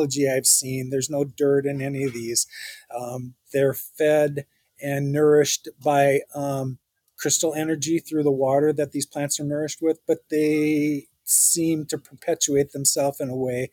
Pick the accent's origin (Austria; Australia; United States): United States; St. Paul, Minnesota; I'm an American and I grew up in St. Paul. So yes, I'm a St. Paulite